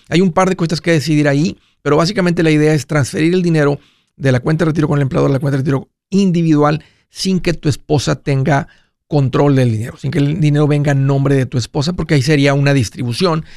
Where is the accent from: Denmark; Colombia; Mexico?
Mexico; Tamaulipas; los que somos de Tamaulipas